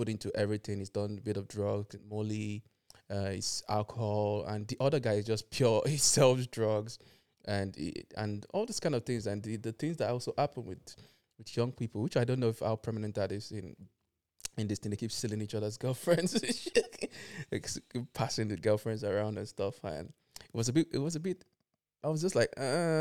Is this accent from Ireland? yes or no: yes; Ireland; now in United Kingdom; I grew up in Ireland